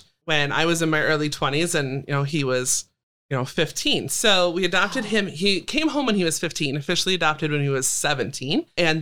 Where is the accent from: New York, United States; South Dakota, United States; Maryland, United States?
South Dakota, United States; Sioux Falls; I was born and raised in Sioux Falls, South Dakota